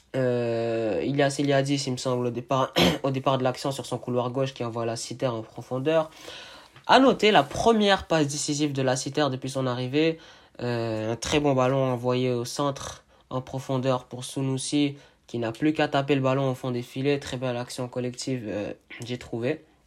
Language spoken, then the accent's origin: French; Montreal, Quebec, Canada; Je suis de Montréal